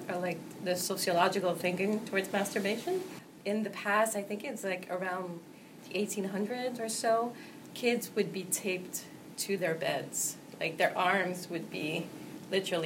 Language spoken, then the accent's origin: English; Montreal, Quebec, Canada; I'm from Montreal, but my parents are from Guatemala